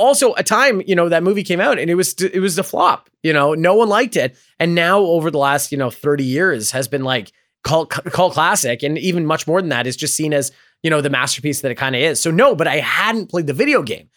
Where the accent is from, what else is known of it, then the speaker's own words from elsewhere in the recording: Canada; I am Canadian